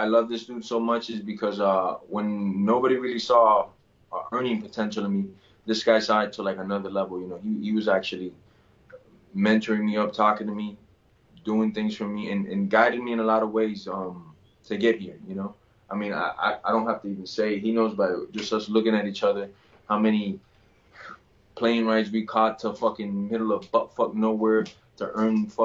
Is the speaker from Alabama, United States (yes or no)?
no; Miami, Florida, United States; I'm from Dade County, I'm from Miami